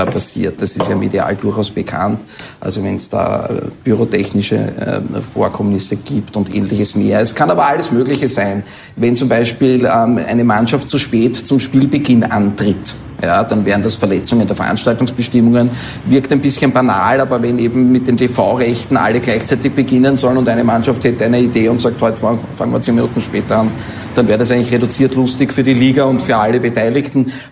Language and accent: German; Mödling, Lower Austria, Austria; wir kommen aus Mödling und mein, mein Elternhaus ist in Mödling und da habe ich also von klein auf gespielt